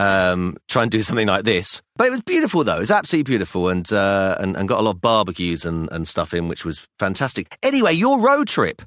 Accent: London, United Kingdom; I was born in London, in England, so I'm English

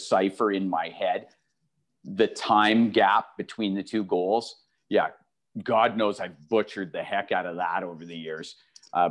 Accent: Edmonton, Alberta, Canada; moved away; coming to Edmonton. I grew up here. I watched the Oilers as a little kid.

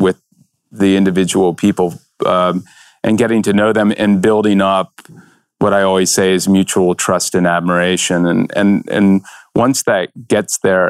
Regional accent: Virginia, United States; when I grew up in Virginia

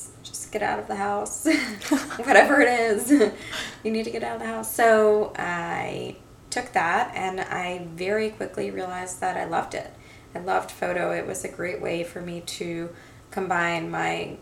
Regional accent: New York, United States; also born or lived in Boston; I'm from New York, born and raised.

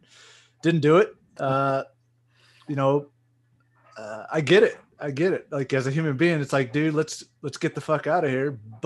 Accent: Vicksburg, Mississippi, United States; moved away; My hometown of Vicksburg

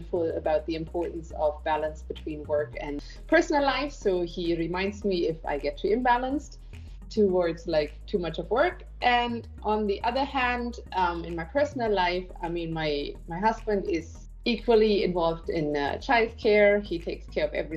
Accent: Germany; moved away as an adult; also born or lived in Barcelona, Spain; now in Bangalore, India; I am born and brought up in Germany, though I'm living in Bangalore in India for more than a decade now.

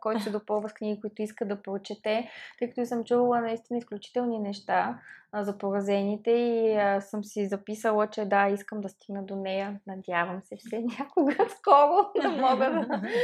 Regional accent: Plovdiv, Plovdiv Province, Bulgaria; Аз като пловдивчанка

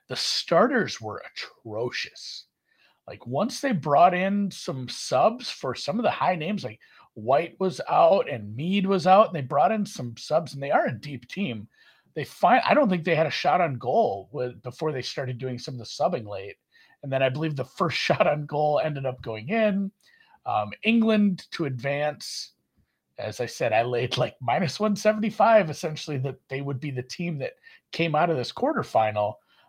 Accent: Germany; It's funny, like all the teams I like I'm from Germany.

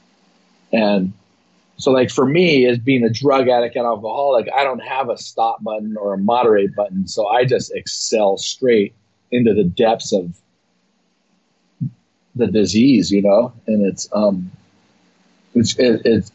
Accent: Hawaii, United States; born or raised there

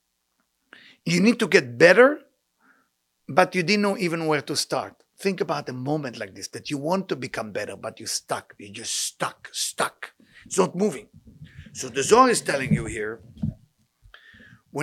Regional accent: Israel; moved away; I grew up in a tough neighborhood in Israel

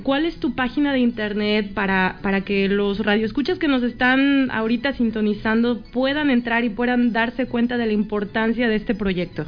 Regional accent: Mexico; moved away; mi México lindo y querido

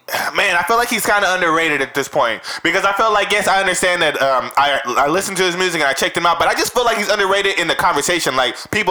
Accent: West Coast, United States; we're from the West Coast

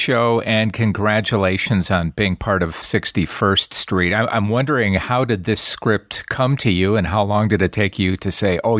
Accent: Wisconsin, United States; I am from the Midwest. I'm from just north of there in Wisconsin, and went down to Chicago many times

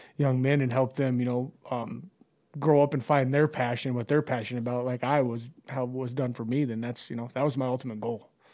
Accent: Chadron, Nebraska, United States; growing up in Shattern

